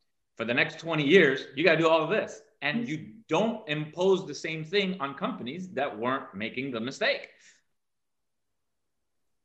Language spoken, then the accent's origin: English; Canary Islands, Spain; I was born in the Canary Islands